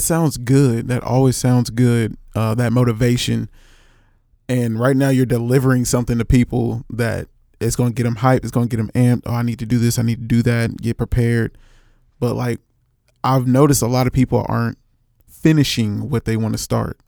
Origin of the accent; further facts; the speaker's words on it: West Coast, United States; I grew up on the West Coast